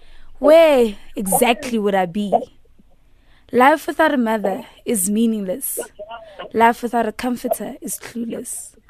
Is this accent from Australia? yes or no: no; South Africa; We're both from Amanskraal.